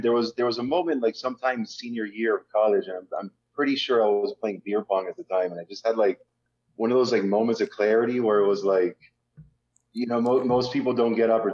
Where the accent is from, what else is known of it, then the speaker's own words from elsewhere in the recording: Miami, Florida, United States; I was born and raised in Miami